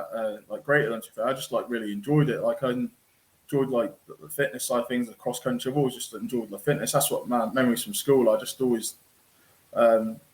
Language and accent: English; Corby, East Midlands, United Kingdom; also born or lived in Kettering; I was born in Ketchum General Hospital, which is obviously the town next to us, at Corby. So spent all my youth up in Corby, a great town